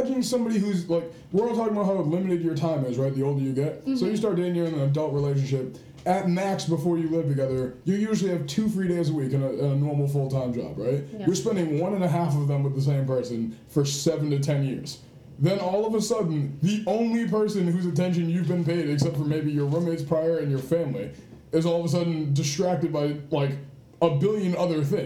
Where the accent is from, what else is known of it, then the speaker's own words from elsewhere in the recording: Massachusetts, United States; I'm from Massachusetts